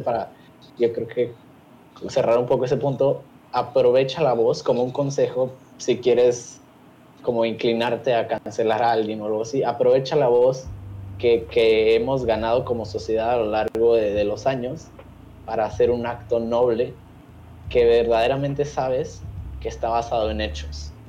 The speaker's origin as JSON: {"language": "Spanish", "country": "Mexico", "said": "nos encontramos como sociedad mexicana"}